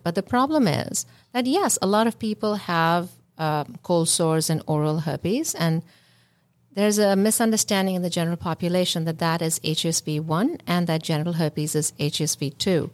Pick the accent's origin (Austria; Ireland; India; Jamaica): India; moved away; I come from India